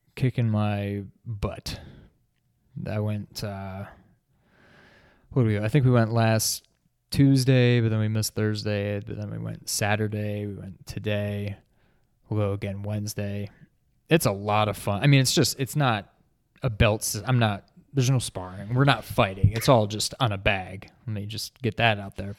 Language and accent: English; New York, United States; moved away; also born or lived in New England; born and raised in New York